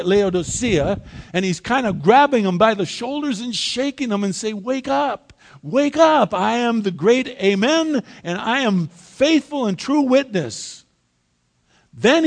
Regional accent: United States; I was born in the United States of America

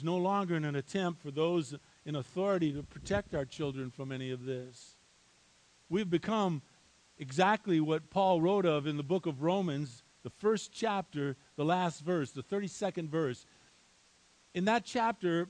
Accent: Highland Park, Michigan, United States; moved away; I was born and raised in a little town called Highland Park, Michigan

